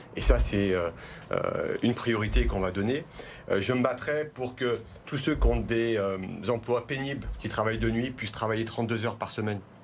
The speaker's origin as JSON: {"language": "French", "town": "Vaulx-en-Velin", "region": "Auvergne-Rhône-Alpes", "country": "France", "tie": "born or raised there", "said": "Je suis né à Vonvelin, j'ai grandi à Vonvelin"}